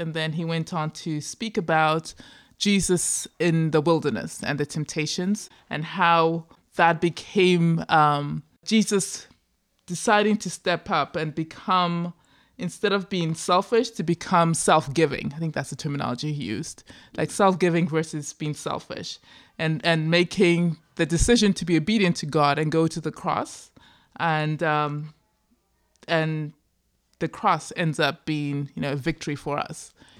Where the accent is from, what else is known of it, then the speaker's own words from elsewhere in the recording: Zimbabwe; I'm just thinking about like my own background. You know, growing up in Zimbabwe, right?